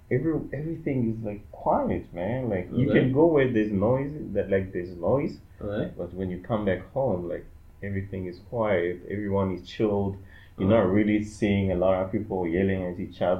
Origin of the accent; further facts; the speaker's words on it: Kindu, Maniema, DR Congo; also born or lived in Lubumbashi / South Africa; So I was born in Kindu, and then I went to high school there. After high school, that's where I went to South Africa